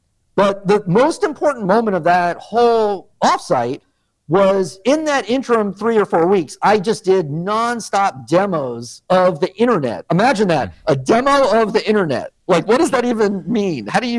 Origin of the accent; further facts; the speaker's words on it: Northeast, United States; moved away; We're from the Northeast.